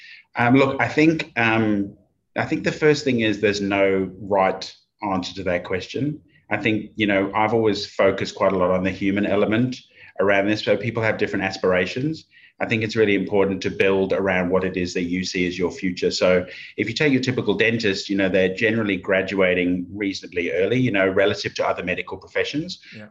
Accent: Oxford, South East England, United Kingdom; accent: Oxford English; moved away as an adult; now in Australia; But it used to be pretty, you know, pretty Oxford, England kind of accent before.

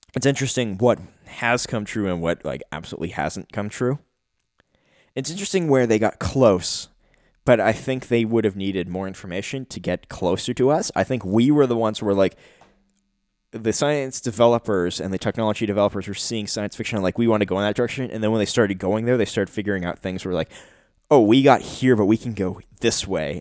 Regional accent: Canada; me being a Canadian

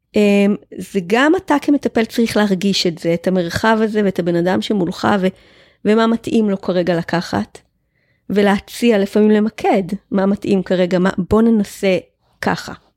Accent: Israel; אני קיבוצניקית, גדלתי בלינה משותפת

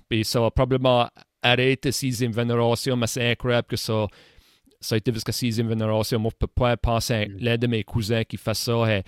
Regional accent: Saint-Joseph, Nova Scotia, Canada; Moi, j'ai été élevé à Saint-Joseph. Hein, j'habite encore à Saint-Joseph.

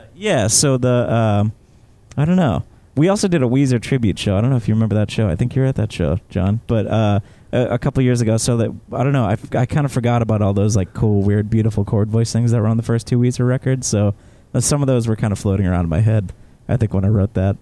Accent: South Shore, Massachusetts, United States; growing up in the South Shore

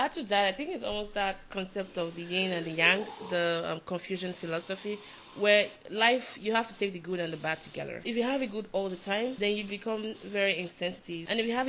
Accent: Lagos, Nigeria; moved away; I'm from Lagos, that being said. So Lagos, I love Lagos. I grew up there.

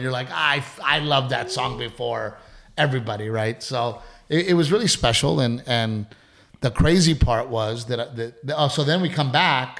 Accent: Portland, Texas, United States; also born or lived in Gregory, Texas; growing up in Gregory, Portland, Texas, loving baseball

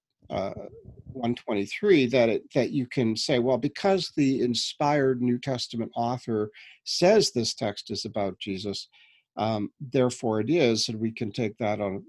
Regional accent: New Brunswick, Canada; now in Toronto, Canada; I'm a Canadian. We were brought up in New Brunswick, east coast of Canada, and I've been living here in Toronto for the last 20 years.

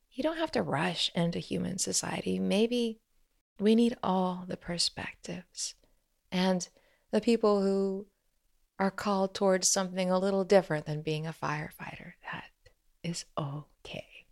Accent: Midwest, United States; Growing up in the Midwest

